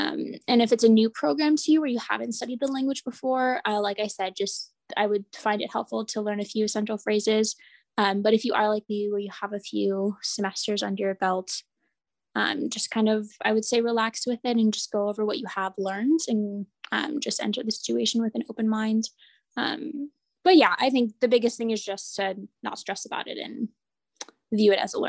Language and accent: English; Midwest, United States; you know, I'm from the Midwest, so everyone that I look at in the streets, you know, I smile and make eye contact